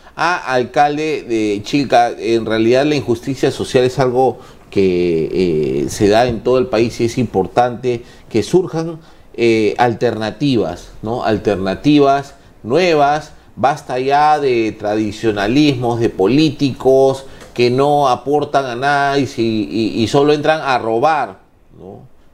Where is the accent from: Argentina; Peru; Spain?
Peru; Cerro Azul, Lima; yo soy de Cerro Azul